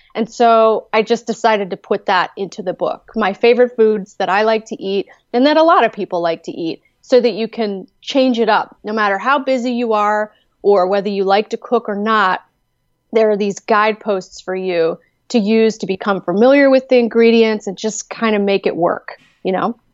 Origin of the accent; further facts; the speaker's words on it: Gaithersburg, Maryland, United States; moved away as an adult; also born or lived in Chicago; now in West Virginia, United States; I did grow up in Maryland